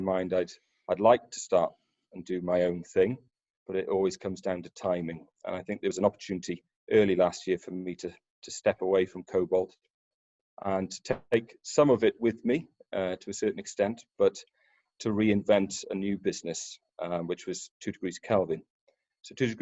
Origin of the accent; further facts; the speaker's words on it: Pembrokeshire, southwest Wales, United Kingdom; I grew up in Pembrokeshire, in southwest Wales, around the oil and gas refineries and terminals down there